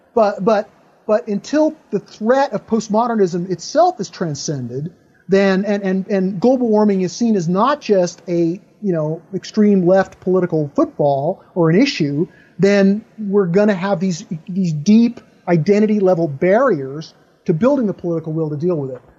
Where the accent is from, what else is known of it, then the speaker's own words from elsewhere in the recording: United States; I'm an American, I live in American culture